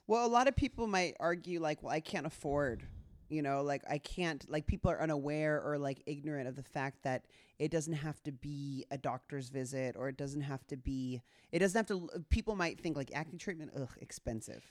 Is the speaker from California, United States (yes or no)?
yes; Southern California, United States; my experience as a girl growing up in Southern California